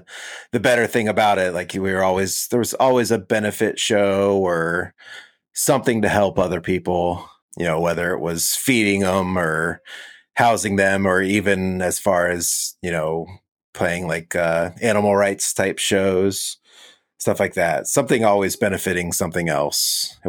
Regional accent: California, United States; born there; also born or lived in Orlando, Florida / Tampa, Florida; I was born in California and kind of moved all over because my dad was in the Navy.

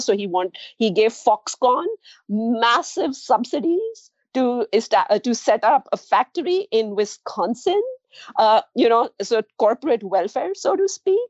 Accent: India; moved away; also born or lived in New Delhi; I'm from India

